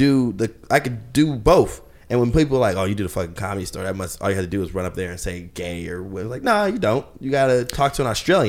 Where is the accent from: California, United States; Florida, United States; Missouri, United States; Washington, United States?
Washington, United States; Seattle; I'm from Seattle